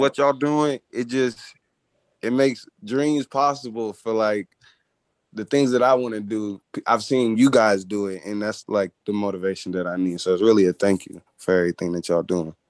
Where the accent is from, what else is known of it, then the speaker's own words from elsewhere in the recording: Atlanta, Georgia, United States; also born or lived in Missouri; I'm from Atlanta